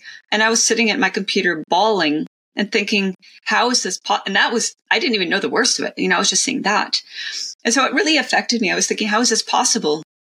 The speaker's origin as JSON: {"language": "English", "region": "Ontario", "country": "Canada", "tie": "born or raised there", "also_born_or_lived": "United States", "said": "I was born in the States, grew up after age 3 in various regions of Canada, primarily Ontario."}